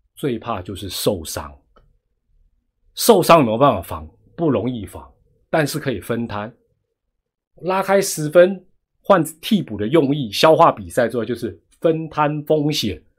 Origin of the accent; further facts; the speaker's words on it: Taiwan; 我们台湾人